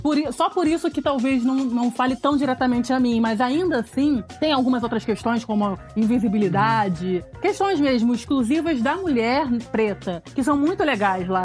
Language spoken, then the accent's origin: Portuguese; Rio de Janeiro, Brazil; eu sou suburbana, então, assim, eu não sou da Zona Sul do Rio de Janeiro